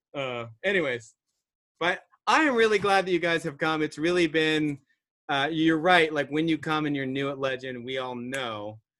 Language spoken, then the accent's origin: English; Virginia Beach, Virginia, United States; now in Cincinnati, United States; I grew up in Virginia Beach